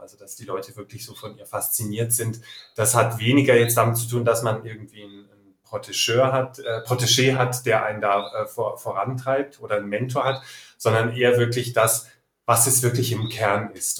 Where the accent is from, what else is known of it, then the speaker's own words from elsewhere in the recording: Nuremberg, Bavaria, Germany; now in Munich, Germany; Ich wohne in München, bin geboren in Nürnberg